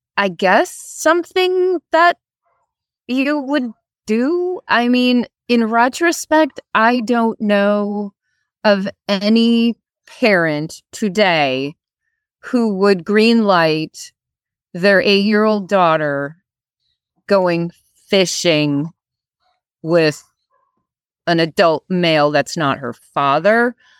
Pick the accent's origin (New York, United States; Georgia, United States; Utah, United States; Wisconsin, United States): Wisconsin, United States; now in Virginia, United States; I am originally from Winnicotty, Wisconsin